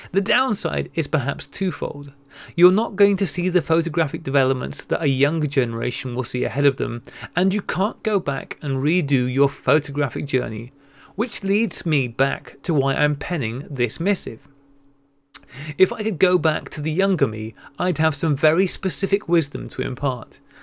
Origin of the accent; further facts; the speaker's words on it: North Wales, United Kingdom; as somebody who grew up in North Wales